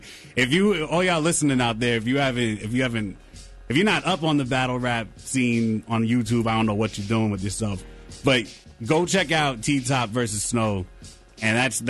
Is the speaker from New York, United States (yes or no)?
yes; New York City, New York, United States; now in North Carolina, United States; I came down here from New York